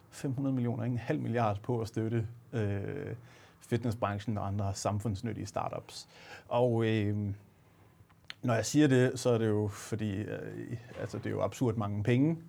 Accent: Aalborg, North Denmark Region, Denmark; jeg er fra Aalborg

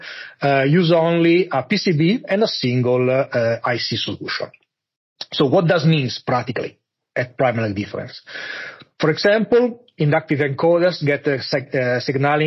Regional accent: Monza, Lombardy, Italy; now in Munich, Germany; I grew up in Monza, close to Milan, and now I'm living in Munich.

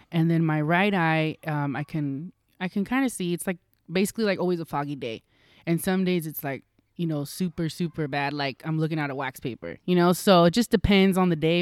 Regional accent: Roseville, California, United States; I was from Roseville

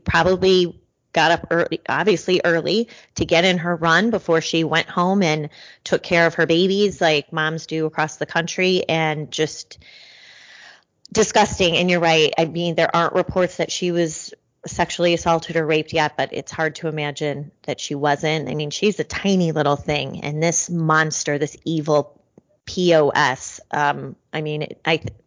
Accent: Illinois, United States; also born or lived in Memphis; my home state of Illinois and Chicago

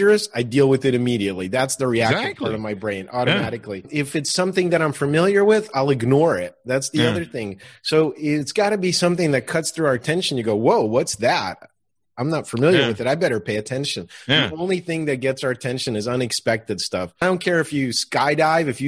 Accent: Russia; moved away; I was born in Russia

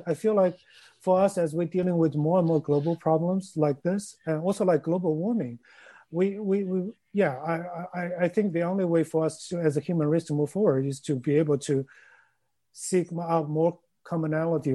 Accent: Chengdu, Sichuan, China; moved away; Chengdu, where my hometown is.

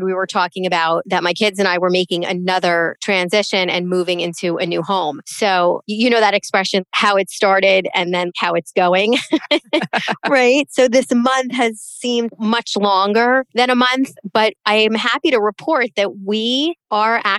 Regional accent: the North, Northeast, United States; accent: Northern; now in Florida, United States; I'm a Northerner, tried and true in my heart, but here I am raising my kids here

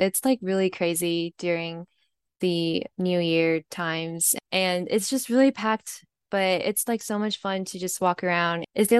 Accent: Taipei, Taiwan; now in Indiana, United States; a sophomore at IU from Taiwan

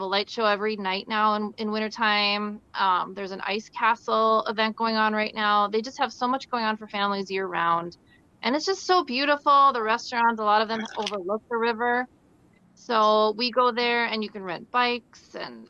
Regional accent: Duluth, Minnesota, United States; I grew up in Duluth, which is up on the Lake Superior North Shore.

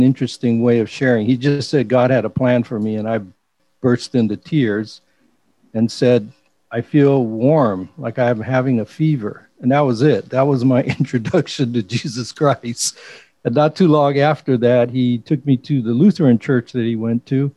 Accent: Los Angeles, California, United States; moved away as an adult; now in Hawaii, United States; I was born in Hawaii, but I grew up in L.A. in the Crenshaw area.

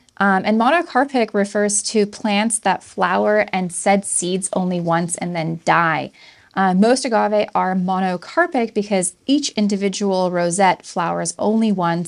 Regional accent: Southern California, United States; anybody growing up in Southern California, as I did

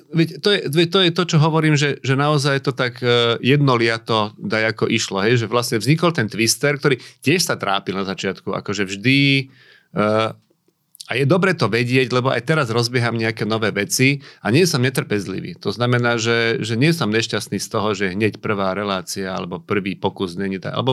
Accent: Michalovce, Košice Region, Slovakia; ja som rodák z Michalovec

